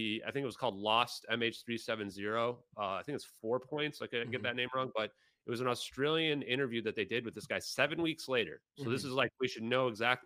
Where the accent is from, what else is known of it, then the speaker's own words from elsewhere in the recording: United States; as an American